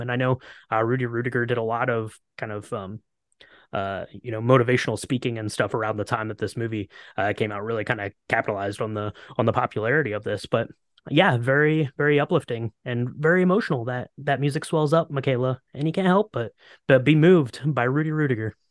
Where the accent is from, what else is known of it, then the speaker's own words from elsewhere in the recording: Ohio, United States; I grew up in Ohio